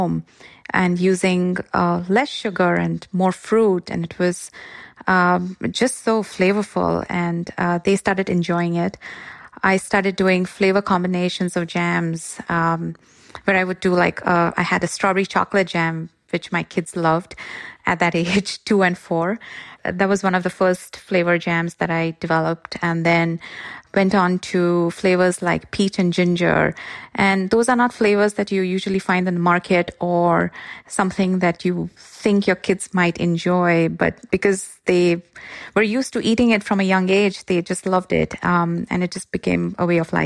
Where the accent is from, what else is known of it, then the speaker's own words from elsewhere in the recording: Mumbai, Maharashtra, India; now in Bay Area, United States; I'm originally from Mumbai